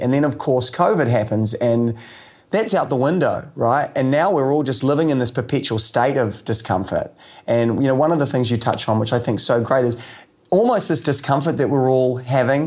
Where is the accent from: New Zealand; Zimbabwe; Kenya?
New Zealand; as a Kiwi